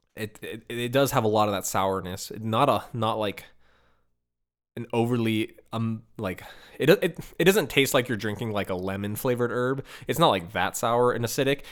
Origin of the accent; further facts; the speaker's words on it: Chicago, Illinois, United States; growing up in Chicago